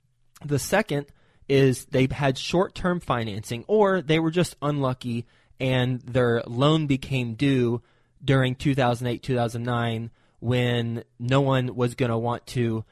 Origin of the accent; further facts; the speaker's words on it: Fort Worth, Texas, United States; also born or lived in New York City; I'm from Fort Worth